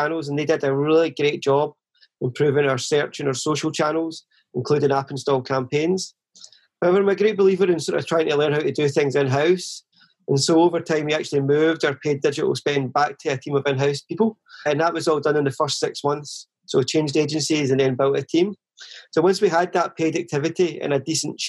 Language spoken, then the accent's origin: English; Vale of Leven, Scotland, United Kingdom; also born or lived in Chelsea, London; now in London, United Kingdom; I was born and raised in the Vale of Leven, which is a small town near Loch Lomond.